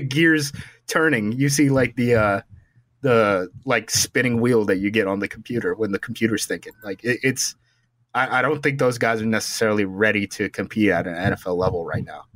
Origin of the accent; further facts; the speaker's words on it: West Coast, United States; I'm from the West Coast too